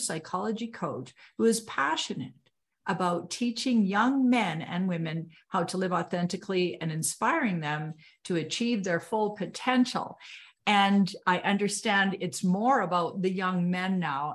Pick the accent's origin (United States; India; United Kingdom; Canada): Canada; I'm Canadian